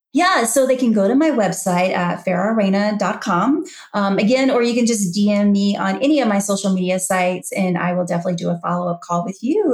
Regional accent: Louisiana, United States; moved away as an adult; also born or lived in New Orleans; now in Georgia, United States; I left Louisiana, my home state. I've been there my whole life for you know, 46 years. And I just up and moved to Georgia

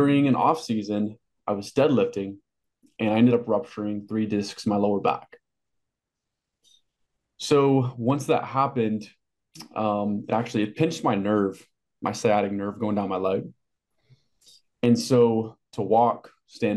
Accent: Amarillo, Texas, United States; I grew up in Amarillo, Texas, a very small Texas town

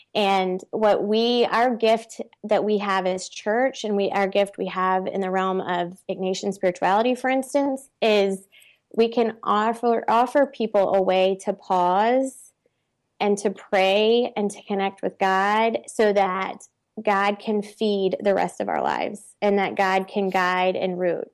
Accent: Baton Rouge, Louisiana, United States; I'm from Baton Rouge

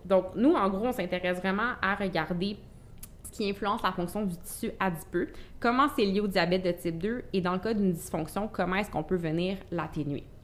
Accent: Gatineau, Quebec, Canada; Je suis originaire de Gatineau

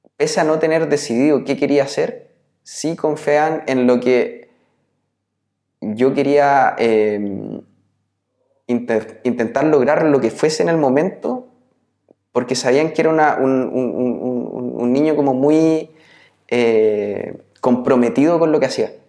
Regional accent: Nacimiento, Biobío, Chile; moved away; also born or lived in Santiago / Concepción / Los Ángeles; todo el resto de, mi infancia lo hice en, en, Nacimiento

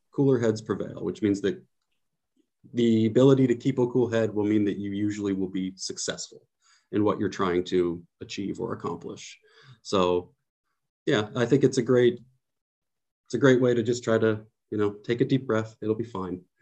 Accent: San Francisco Bay Area, California, United States; moved away as an adult; now in Poland; I'm from the San Francisco Bay Area, where I'm really from is like a very quiet, safe place

